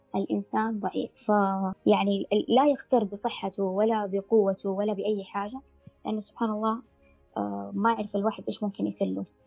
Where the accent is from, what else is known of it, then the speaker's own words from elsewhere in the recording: Mecca, Makkah Province, Saudi Arabia; انا طبعا من مكه